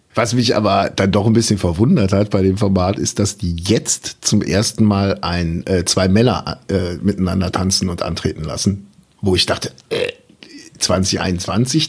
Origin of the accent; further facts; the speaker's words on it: Germany; als Deutscher